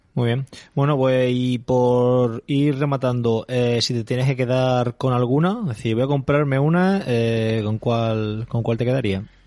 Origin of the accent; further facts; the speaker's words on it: Calasparra, Region of Murcia, Spain; mi pueblo, de Calasparra